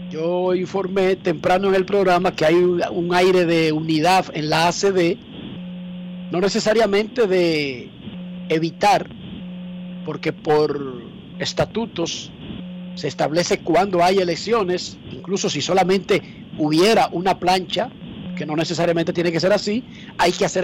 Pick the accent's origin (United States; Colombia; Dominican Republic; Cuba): Dominican Republic